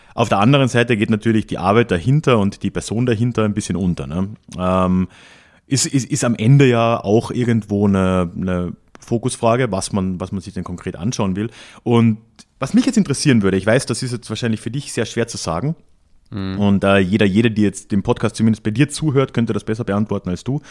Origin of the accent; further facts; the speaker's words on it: southern Austria, Austria; bei uns in Südösterreich